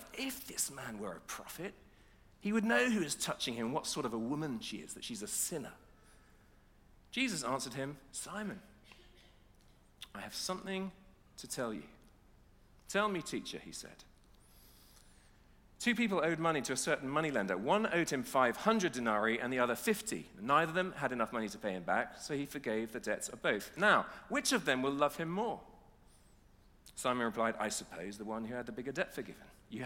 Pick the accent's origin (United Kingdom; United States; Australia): United Kingdom; Nottingham, East Midlands; we're from Nottingham